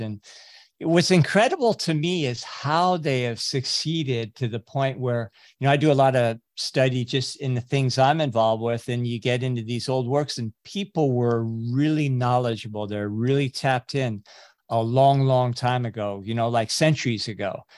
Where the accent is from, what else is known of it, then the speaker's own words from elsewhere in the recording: California, United States; also born or lived in Fiji; I grew up in California.